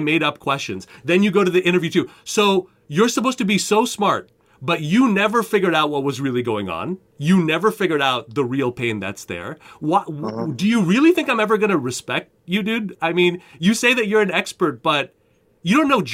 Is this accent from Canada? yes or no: yes; Canada; moved away as an adult; now in United States; I'm a Canadian